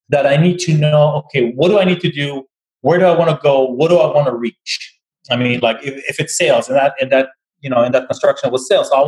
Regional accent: Tel Aviv, Tel Aviv District, Israel; moved away; So but before that, I came from Tel Aviv as well, from Israel. So I'm not, I've been here for 21 years.

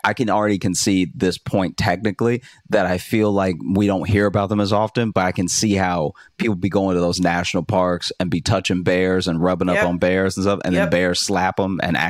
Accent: Louisiana, United States; Like, I grew up in Louisiana, so I've witnessed hurricanes just act like buildings weren't in the way.

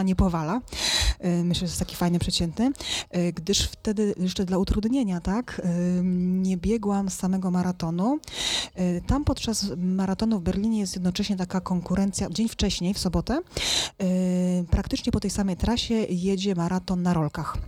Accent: Silesian Voivodeship, Poland; rodzina górnicza ze Śląska

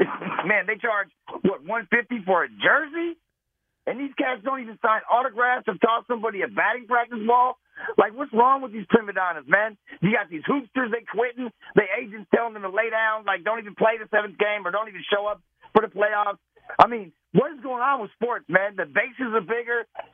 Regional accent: Berkeley, California, United States; I'm a Giants fan, man, but you know what? I grew up in Berkeley, so it cost me $2.50 on BART

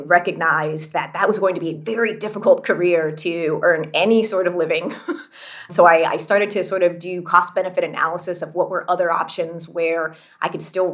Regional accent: California, United States; I grew up in California.

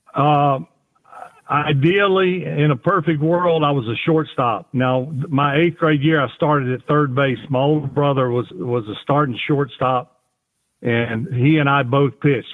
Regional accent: Kiln, Mississippi, United States; also born or lived in Gulfport, Mississippi; I was born in Gulfport, Mississippi, which is right smack dab on the Gulf of Mexico. Uh, I grew up about 20 minutes east, excuse me, west of there

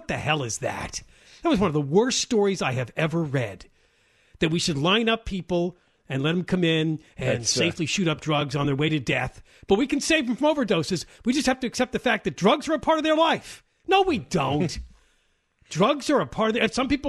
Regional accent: San Diego, California, United States; I grew up here in San Diego, and I don't know, one day my landlord kicked me out, and I lost my job, and here I am.

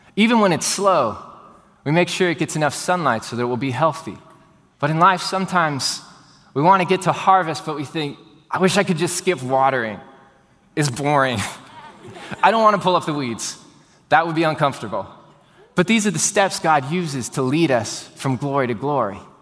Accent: Houston, Texas, United States; born and raised in Houston, Texas, like I was

